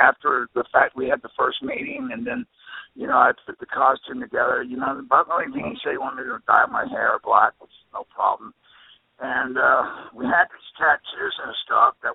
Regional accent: the South, United States; I'm from the South

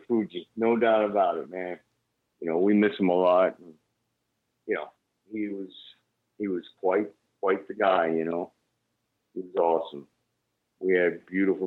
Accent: United States; I'm Japanese for real, but I'm not from Japan. I mean, you know, right. I'm born in the States

